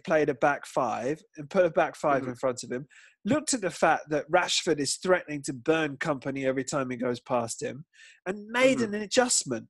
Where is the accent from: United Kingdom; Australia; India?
United Kingdom; England; now in Spain; as English people